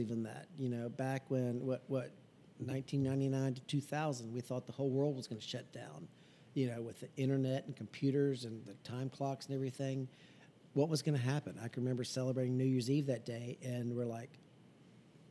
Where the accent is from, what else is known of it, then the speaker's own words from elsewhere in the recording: Virginia, United States; I was born in Virginia, raised in Virginia